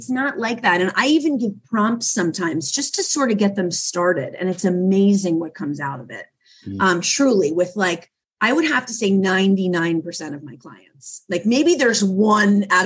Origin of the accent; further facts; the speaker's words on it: Philadelphia, Pennsylvania, United States; I'm from Philadelphia